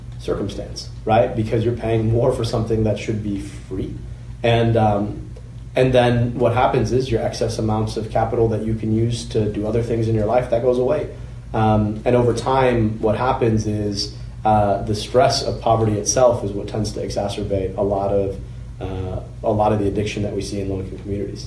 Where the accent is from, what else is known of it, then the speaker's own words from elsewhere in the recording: Oakland County, Michigan, United States; I grew up in Oakland County